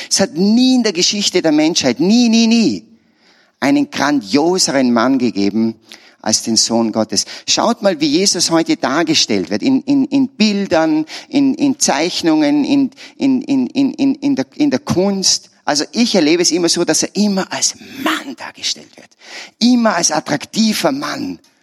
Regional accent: Salzburg, Austria; Ich bin ein Salzburger

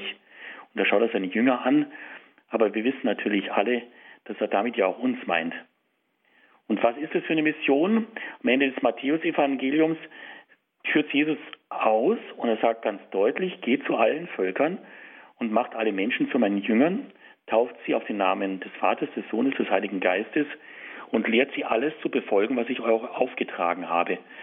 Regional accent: Germany; bei uns in Deutschland

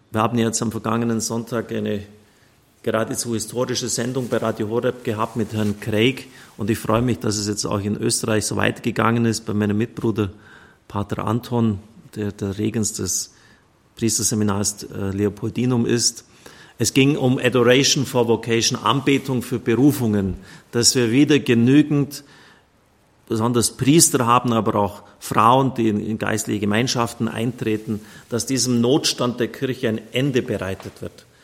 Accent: Ottobeuren, Bavaria, Germany; Primitz 1938 in Otto Beuren. Heribert Grobber hat dann 57 Jahre äußerst segensreich gewirkt in meiner Heimat.

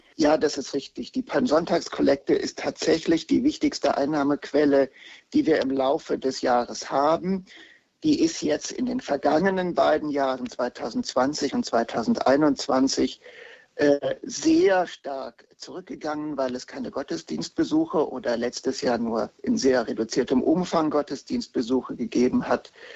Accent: Heidelberg, Baden-Württemberg, Germany; in Heidelberg, wo ich herkomme, am altsprachlichen Gymnasium

